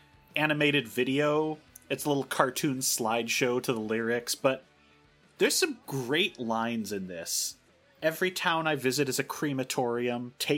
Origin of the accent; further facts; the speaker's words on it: Ireland; as an Irish woman.